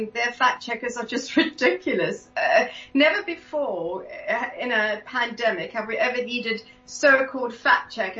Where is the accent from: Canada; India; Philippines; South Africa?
South Africa; growing up in South Africa